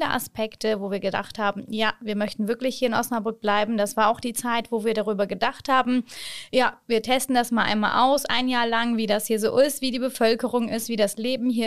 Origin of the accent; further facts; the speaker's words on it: Çanakkale, Turkey; now in Germany; ich bin Ende 2019 als Städtebotschafterin aus Tschernakale gekommen und äh, durfte meine ja, Heimatstadt hier vertreten.